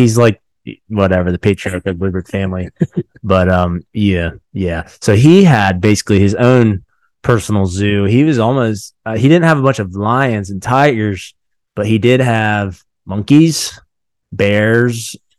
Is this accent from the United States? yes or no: yes; Zanesville, Ohio, United States; we're nationally known as where the exotic animals broke loose from somebody's personal.